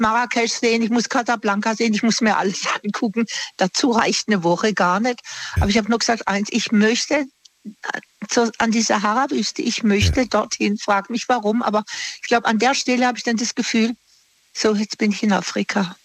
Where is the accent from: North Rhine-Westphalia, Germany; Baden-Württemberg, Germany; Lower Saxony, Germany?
Baden-Württemberg, Germany; Singen; moved away; Ich komme ja aus dem Bodenseegebiet von Singen und meine Verwandtschaft wohnt noch unten